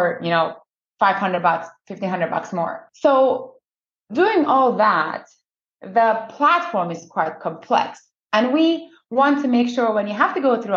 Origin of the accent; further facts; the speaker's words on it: Iran; moved away as an adult; also born or lived in United States; now in Canada; I was born in Iran by two perfectionist parents.